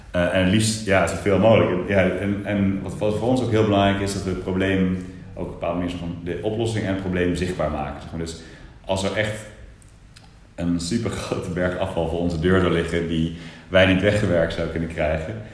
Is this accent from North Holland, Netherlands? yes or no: no; Eindhoven, North Brabant, Netherlands; maar ik kom wel uit Eindhoven